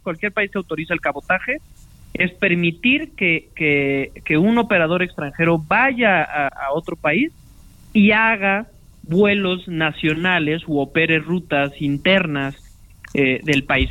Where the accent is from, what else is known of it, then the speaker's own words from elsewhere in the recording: Mexico; como mexicanos